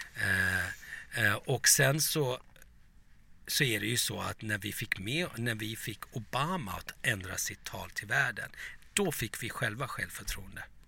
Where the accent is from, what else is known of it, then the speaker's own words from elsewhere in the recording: Turkey; now in Sweden; som liten i Turkiet